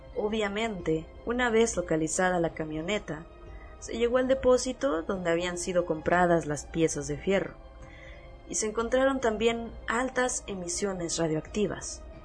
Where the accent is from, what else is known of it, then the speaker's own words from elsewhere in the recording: Mexico; en mi país